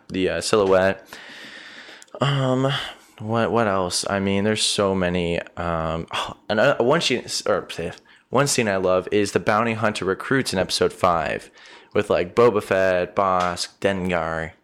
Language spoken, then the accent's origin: English; Arizona, United States; growing up in Arizona, we've always had incredible sunsets here